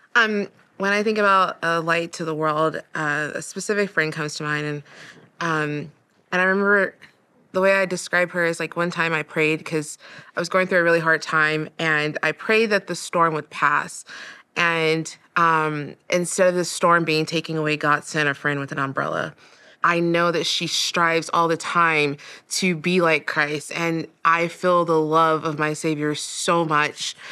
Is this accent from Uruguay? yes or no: yes; Montevideo, Uruguay; moved away; I'm originally from Montevideo, Uruguay